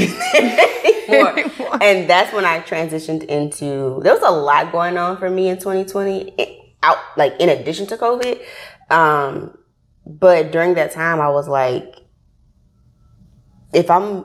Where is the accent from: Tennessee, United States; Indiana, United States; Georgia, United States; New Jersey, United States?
Tennessee, United States; Memphis; accent: country; moved away as an adult; now in Atlanta, United States; when I grew up in Memphis. I'm from Memphis, Tennessee